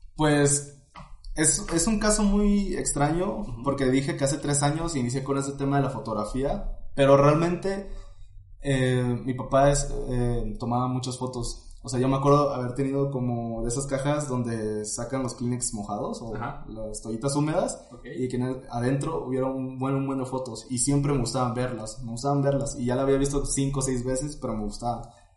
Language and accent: Spanish; Tuxtla Gutiérrez, Chiapas, Mexico; moved away as an adult; now in Puebla, Mexico; soy originario de Chiapas. Eh, crecí en la ciudad de Tuxtla Gutiérrez